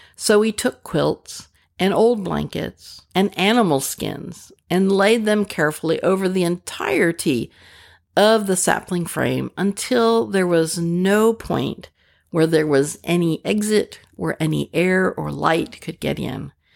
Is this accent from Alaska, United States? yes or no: no; Pennsylvania, United States; also born or lived in Rochester, New York / Pasadena, California; now in Arkansas, United States; I was born in Pennsylvania, which is why the Southerners here in Arkansas, where I live, say that I don't sound quite right.